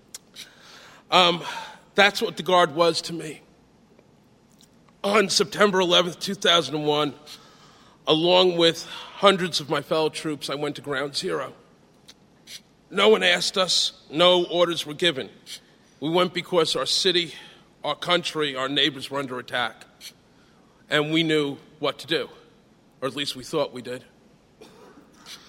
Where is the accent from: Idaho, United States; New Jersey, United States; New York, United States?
New York, United States; New York City; the South Bronx, where I'd grown up